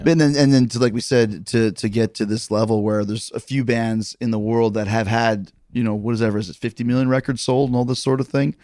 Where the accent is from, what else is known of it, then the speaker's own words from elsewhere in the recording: Winnipeg, Manitoba, Canada; moved away; also born or lived in Calgary; I grew up in Winnipeg, but I trained for wrestling in Calgary